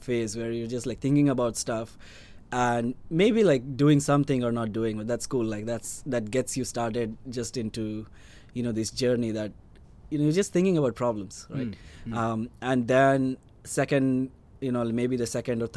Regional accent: India; moved away; I come from India

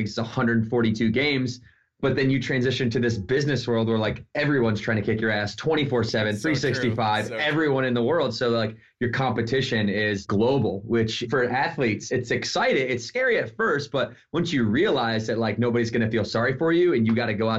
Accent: Battle Creek, Michigan, United States; I grew up in Battle Creek, Michigan

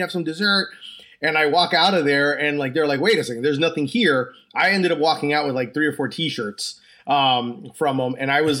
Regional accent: New Jersey, United States; also born or lived in Orlando; I'm from Orlando, Florida. I'm originally from New Jersey and I'm from Orlando, Florida.

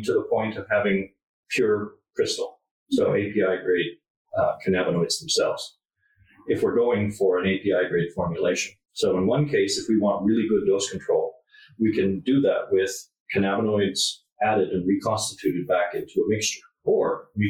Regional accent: Canada; I'm from Canada

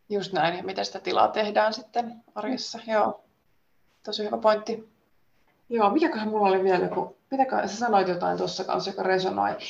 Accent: Finland; now in Sweden; Ja myös sit se tietysti, että mä tuun Suomesta Ruotsiin tekemään sitä

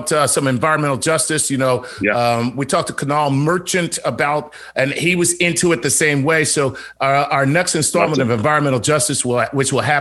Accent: Philadelphia, Pennsylvania, United States; I'm from Philly

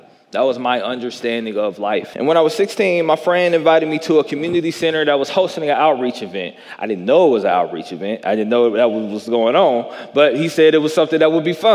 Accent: Jackson, Tennessee, United States; I grew up in the South. I grew up in Jackson, Tennessee.

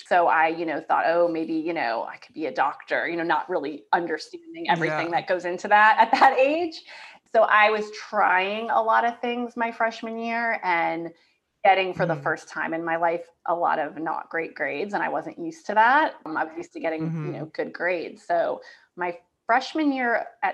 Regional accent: Yonkers, New York, United States; moved away as an adult; also born or lived in Boston; now in Raleigh, United States; I'm from Yonkers, New York, right outside New York City. So I grew up right outside New York City

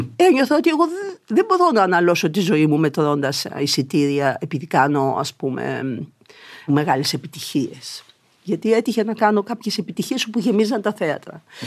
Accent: Thessaloniki, Central Macedonia, Greece; now in Athens, Greece; γιατί είμαι Θεσσαλονικιά, έπρεπε να επισκέφτομαι τη μητέρα μου και τον πατέρα μου στη Θεσσαλονίκη

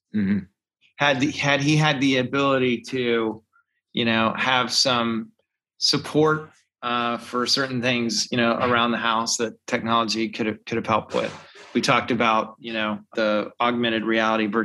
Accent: the South, United States; growing up in the South

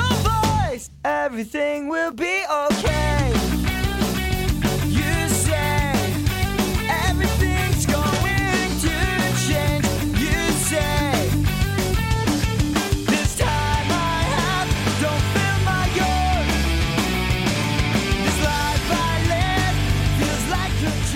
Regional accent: Clovis, New Mexico, United States; also born or lived in Altus, Oklahoma; where we grew up, like a little bitty town, not close to the big cities

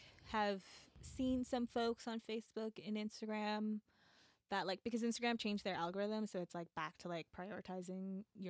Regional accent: New York, United States; moved away as an adult; now in Los Angeles, United States; I'm in New York. If you're new to the podcast, I live in LA, but I was born and raised in New York, and I'm back here for the holidays.

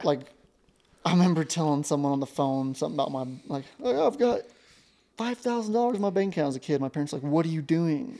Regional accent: Ashland, Montana, United States; growing up in Ashland, Montana

